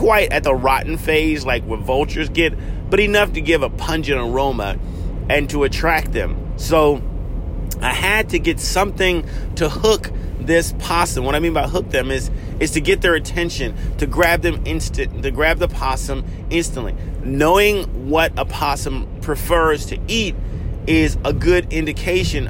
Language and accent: English; South Carolina, United States; I grew up in South Carolina